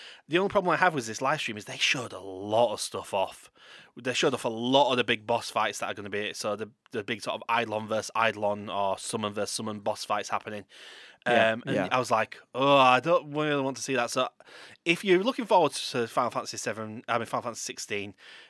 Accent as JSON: {"language": "English", "region": "Yorkshire and the Humber", "country": "United Kingdom", "said": "As a Yorkshire lad myself"}